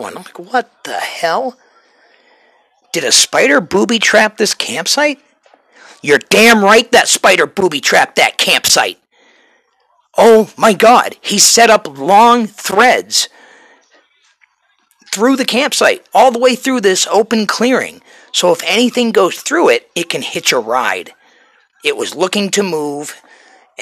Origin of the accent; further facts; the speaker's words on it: New Hampshire, United States; moved away; You can take the boy out of New Hampshire, but you cannot take the New Hampshire out of the boy